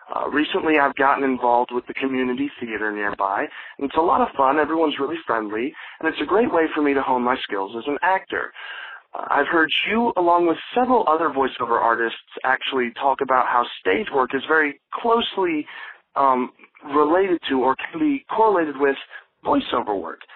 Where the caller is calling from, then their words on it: Midway, Georgia, United States; I'm calling from Midway, Georgia.